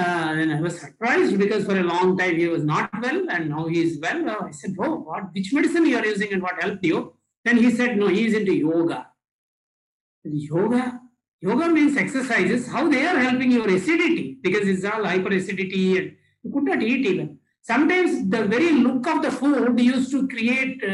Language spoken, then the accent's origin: English; India; from India